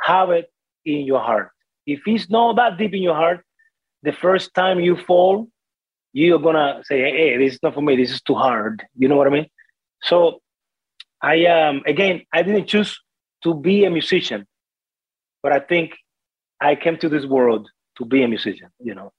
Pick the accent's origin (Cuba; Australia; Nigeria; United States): Cuba; first language Spanish; English is a second language; moved away as an adult; also born or lived in Smithers, British Columbia, Canada; now in Canada; It's my mother tongue. I grew up in Cuba. I moved to Canada when I was 23.